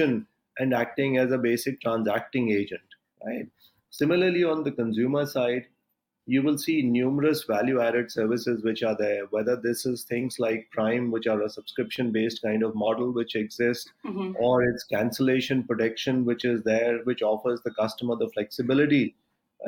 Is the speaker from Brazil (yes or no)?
no; India